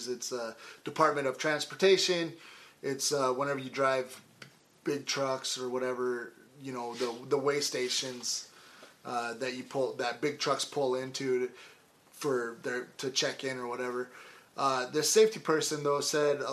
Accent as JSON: {"language": "English", "region": "Idaho", "country": "United States", "tie": "born or raised there", "moved": "yes", "lives_now": "Colorado, United States", "said": "growing up in Idaho, it was fish and game forever."}